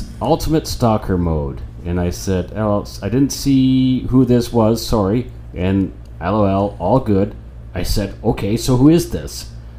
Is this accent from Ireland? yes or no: yes; Ireland